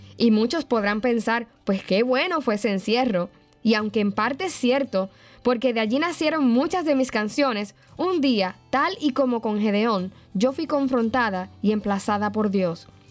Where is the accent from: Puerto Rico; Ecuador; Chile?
Puerto Rico; Yauco; mi pueblito Yauco, Puerto Rico